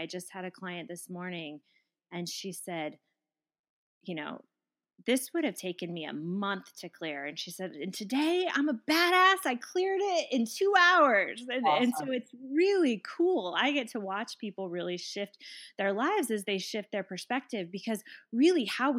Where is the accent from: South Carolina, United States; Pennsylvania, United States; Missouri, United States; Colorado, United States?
Colorado, United States; I come from Colorado.